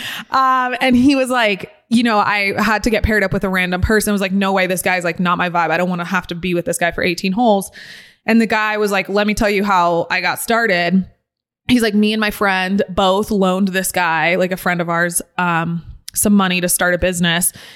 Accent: San Diego, California, United States; moved away; I grew up in San Diego right. and then I moved here

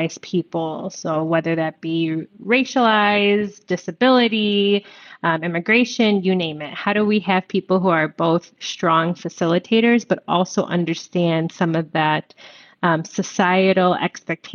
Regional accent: Chicago, Illinois, United States; I'm born and raised in Chicago

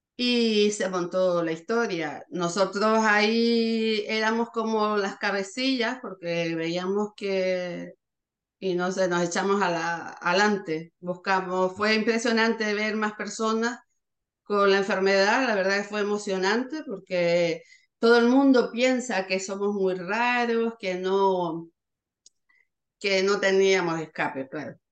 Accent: Canary Islands, Spain; nosotros primero somos de, de Canarias, estábamos muy lejos

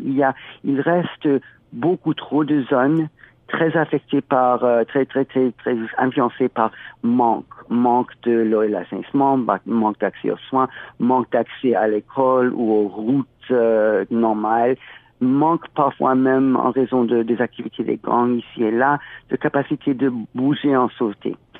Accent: California, United States; moved away as an adult; also born or lived in Haiti; now in Toronto, Canada; chez moi en Californie

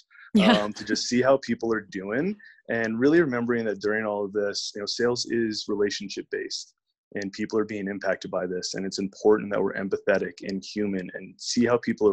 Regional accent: Virginia, United States; moved away as an adult; now in Denver, United States; I'm originally from Virginia and relocated out here to Denver back in 2012

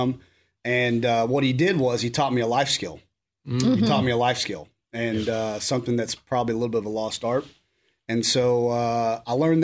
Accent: Coalgate, Oklahoma, United States; moved away as an adult; now in Clarksville, United States; I'm just a country boy from a small town in southeast Oklahoma called Colgate, Oklahoma

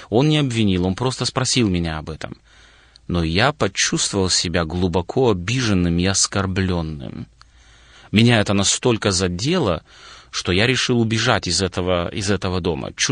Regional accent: Moldova; born there; родился в Молдове, как и большинство людей советского периода прошлого родился в стране, которая на то время была достаточно закрытой, но семья у нас была христианская.

